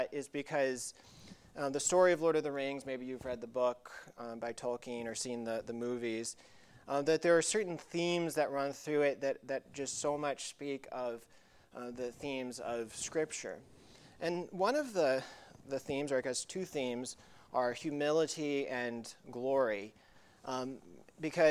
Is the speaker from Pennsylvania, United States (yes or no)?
no; Tuckasegee, North Carolina, United States; where I grew up in high school in North Carolina. It's called Tuckasegee